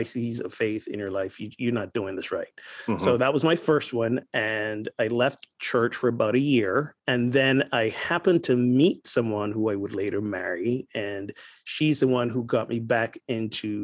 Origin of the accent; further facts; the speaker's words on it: Barbados; accent: Caribbean lilt; moved away; also born or lived in Kansas City; I am originally from Barbados. So if during this time you hear the nice Caribbean lilt going on, that's where I'm from. And I grew up in what I guess you guys will call